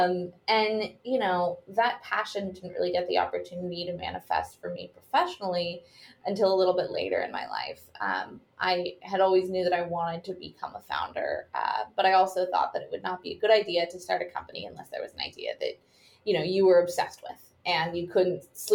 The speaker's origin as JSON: {"language": "English", "town": "Seattle", "region": "Washington", "country": "United States", "tie": "born or raised there", "said": "So I grew up in Washington, in Seattle, Washington."}